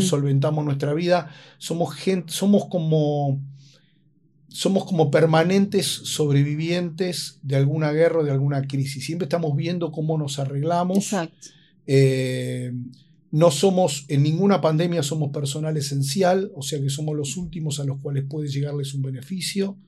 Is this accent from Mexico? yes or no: no; Buenos Aires, Argentina; el lugar donde yo crecí y viví es Buenos Aires